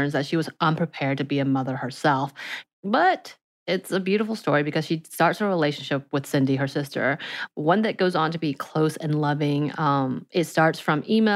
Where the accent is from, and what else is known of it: Georgia, United States; born or raised there; also born or lived in South Korea